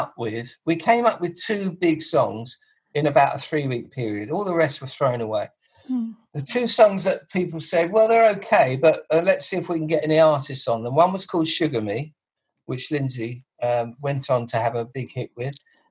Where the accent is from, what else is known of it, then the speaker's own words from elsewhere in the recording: Grimsby, Yorkshire and the Humber, United Kingdom; They're all from Germany except me. I'm from Grimsby.